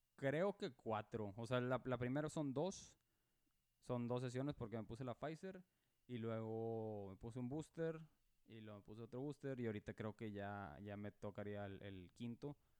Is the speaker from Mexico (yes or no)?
yes; Monterrey, Nuevo León, Mexico; now in Dallas, United States; yo nací en, Monterrey, Nuevo León